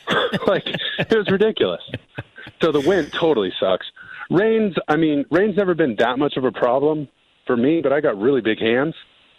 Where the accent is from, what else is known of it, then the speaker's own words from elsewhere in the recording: California, United States; you know, I'm a SoCal kid, man. I grew up in Orange County. I'm at the beach, like rainbow sandals all the time.